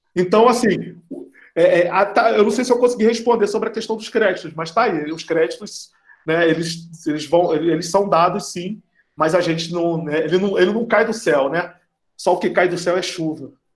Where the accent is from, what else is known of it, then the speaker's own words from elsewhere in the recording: Rio de Janeiro, Brazil; moved away as an adult; also born or lived in Amazon; eu sou carioca, sou aí do Rio de Janeiro, cresci no subúrbio do Rio de Janeiro